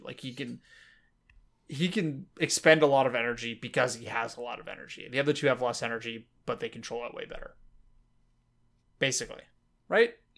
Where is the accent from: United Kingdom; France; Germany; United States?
United States; I'm American